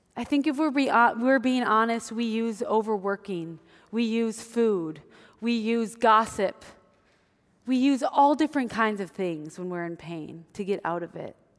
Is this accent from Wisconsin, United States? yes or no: yes; Wisconsin, United States; moved away; I grew up in Wisconsin